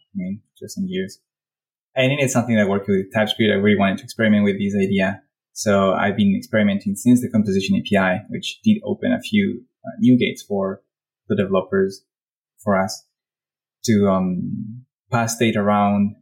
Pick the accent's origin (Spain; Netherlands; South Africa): Spain; now in Paris, France; I live in Paris, I'm from Spain